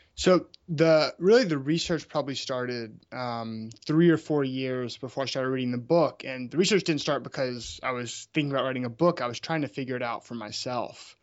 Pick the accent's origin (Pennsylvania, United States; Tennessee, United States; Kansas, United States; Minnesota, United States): Tennessee, United States; Memphis; moved away; also born or lived in Birmingham, Alabama; I grew up in Memphis, Tennessee.